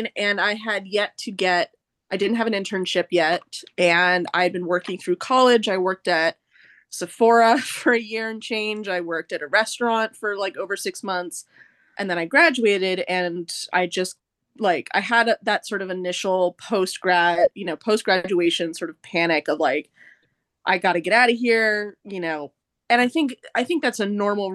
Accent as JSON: {"language": "English", "region": "Southern Oregon", "country": "United States", "moved": "as an adult", "lives_now": "New York, United States", "said": "I'm from Southern Oregon"}